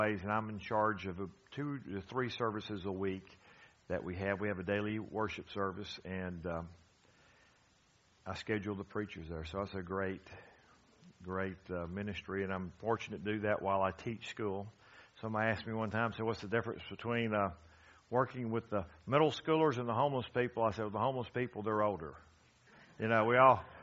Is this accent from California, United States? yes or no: no; Gainesville, Georgia, United States; I'm from Gainesville, Georgia